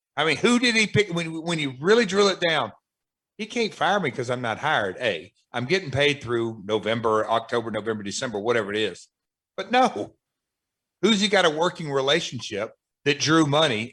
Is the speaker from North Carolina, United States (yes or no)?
no; Tennessee, United States; I grew up in Tennessee